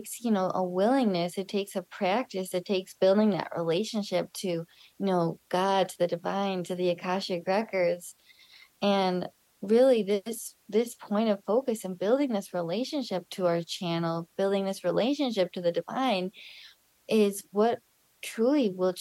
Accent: Chicago, Illinois, United States; also born or lived in Sedona, Arizona; now in Costa Rica; So I was born in Chicago. I was born in 1994. I was a home birth with my mother. She birthed me at home. And yeah, I grew up there.

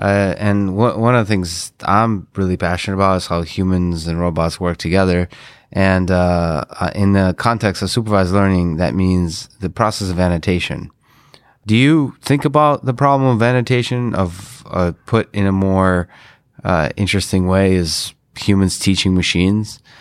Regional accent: Russia; moved away; I'm Russian originally

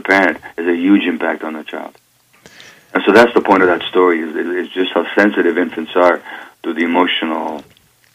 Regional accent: Budapest, Hungary; I was born in Budapest, Hungary, in 1944, January, so 71 and a half years ago now.

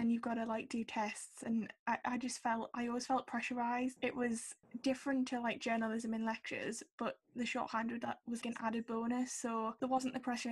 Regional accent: Sunderland, North East England, United Kingdom; from Sunderland

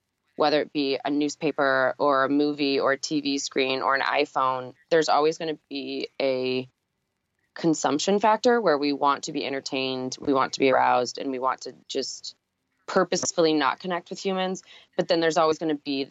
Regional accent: St. Louis, Missouri, United States; now in New York, United States; I come from the Midwest, so I grew up in St. Louis

